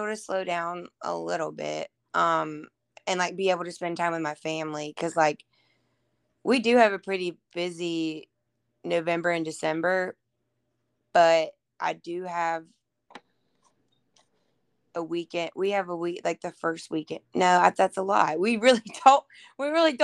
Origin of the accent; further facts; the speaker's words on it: Murfreesboro, Tennessee, United States; I live in Murfreesboro, which is like 30 minutes outside of Nashville. And that's where I was born and raised